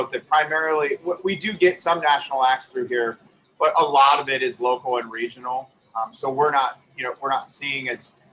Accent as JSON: {"language": "English", "region": "New York", "country": "United States", "said": "I'm from Western New York"}